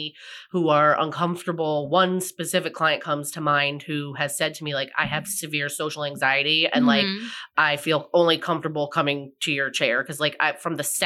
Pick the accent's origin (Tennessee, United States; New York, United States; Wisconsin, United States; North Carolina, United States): New York, United States; I'm also from New York